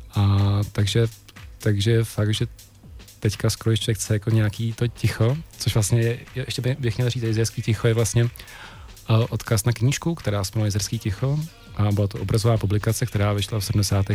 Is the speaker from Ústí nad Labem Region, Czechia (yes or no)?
no; Jablonec nad Nisou, Liberec Region, Czechia; moved away as an adult; also born or lived in Serbia / Prague; já jsem z Jablonce